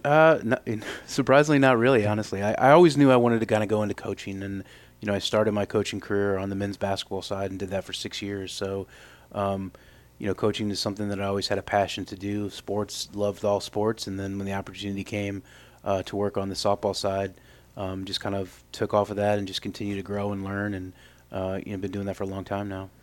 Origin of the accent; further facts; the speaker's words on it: Normal, Illinois, United States; moved away as an adult; now in Evansville, United States; I grew up in Normal, Illinois